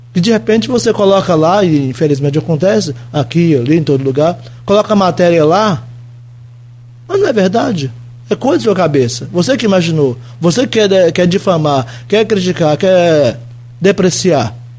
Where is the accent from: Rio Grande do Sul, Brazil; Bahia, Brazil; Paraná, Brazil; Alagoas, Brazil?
Bahia, Brazil; Teixeira de Freitas; moved away as an adult; also born or lived in Rio de Janeiro / São Paulo / Piracicaba; sou de Teixeira de Freitas, aqui na BR-100